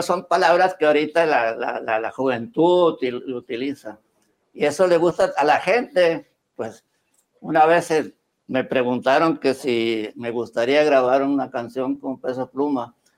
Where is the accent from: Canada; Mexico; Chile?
Mexico; El Recodo, Sinaloa; pues yo nací en el recodo. Mi pueblo donde yo nací se llama el recodo